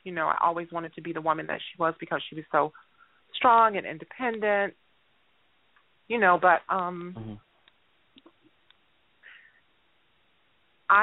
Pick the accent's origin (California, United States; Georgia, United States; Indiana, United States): Indiana, United States; Gary; I'm from Gary, Indiana